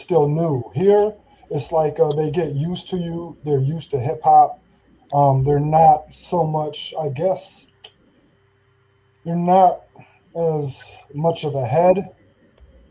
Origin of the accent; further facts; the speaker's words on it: United States; I am the solo Americano. I am the solo American